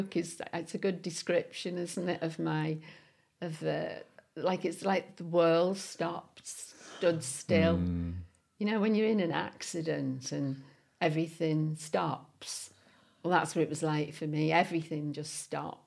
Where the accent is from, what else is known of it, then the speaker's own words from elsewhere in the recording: West Bank, North West England, United Kingdom; This is me in Parsonage Road in West Bank. This house was pulled down to make way for the new bridge.